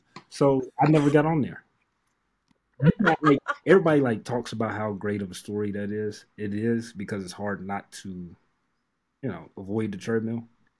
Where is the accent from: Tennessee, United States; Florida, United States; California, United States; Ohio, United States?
Ohio, United States; Cincinnati; moved away; I always watched his teams when I was growing up in Cincinnati.